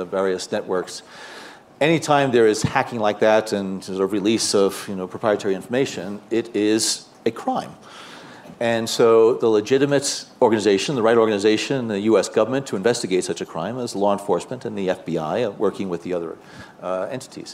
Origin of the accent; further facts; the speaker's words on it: New Jersey, United States; I'm a guy from New Jersey